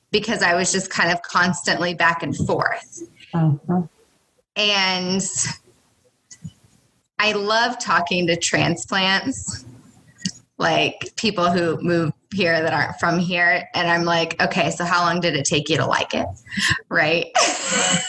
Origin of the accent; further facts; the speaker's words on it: Kanopolis, Kansas, United States; also born or lived in Manhattan, Kansas; now in Cawker City, United States; I grew up in Kanopolis. So I am small town, Kanopolis, Kansas